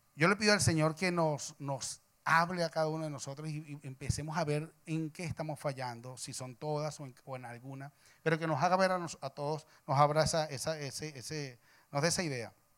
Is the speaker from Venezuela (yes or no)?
yes; Venezuela; soy venezolano